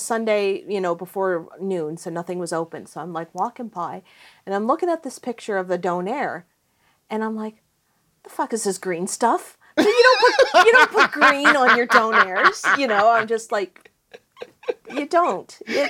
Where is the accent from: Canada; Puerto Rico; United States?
Canada; small town Nova Scotia; moved away as an adult; also born or lived in Toronto; I always say I grew up in Toronto because I'm from small town Nova Scotia. Moved up there when I'm like 20